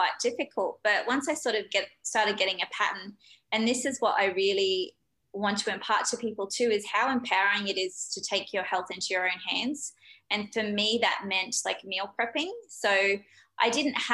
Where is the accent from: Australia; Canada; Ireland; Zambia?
Australia; I'm very Aussie